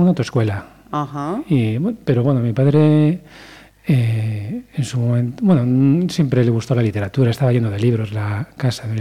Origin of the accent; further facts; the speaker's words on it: Bora, Galicia, Spain; Sí, soy de Bora.